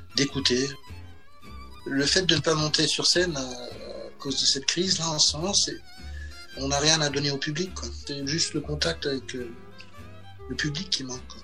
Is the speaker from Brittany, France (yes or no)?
no; Alsace, near Strasbourg, Grand Est, France; Alors moi je viens du Grand Est, j'ai grandi en Alsace, pas loin de Strasbourg